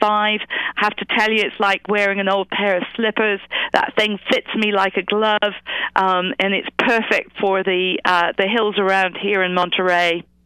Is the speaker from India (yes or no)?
no; England, United Kingdom; accent: British; moved away as an adult; now in United States; I grew up in England. Uh, I was a school teacher. I moved to the United States